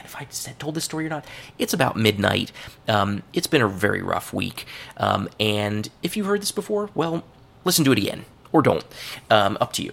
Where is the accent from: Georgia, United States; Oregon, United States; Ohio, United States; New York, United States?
Ohio, United States; Cincinnati; Burnett Woods, which is a place in my hometown